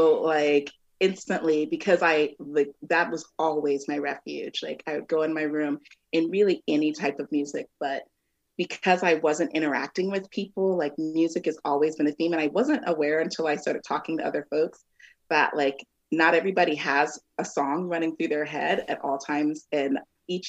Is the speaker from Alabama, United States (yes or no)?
no; Omaha, Nebraska, United States; also born or lived in Texas; while I was born in Omaha, we moved to Texas from like the time that I was like maybe 6 months till about seven when my parents got divorced, and we moved back here